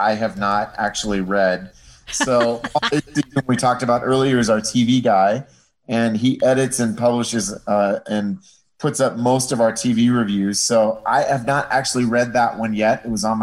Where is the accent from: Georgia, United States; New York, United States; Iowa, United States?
Iowa, United States; that's sort of where I grew up in Iowa in the 1970s and 80s.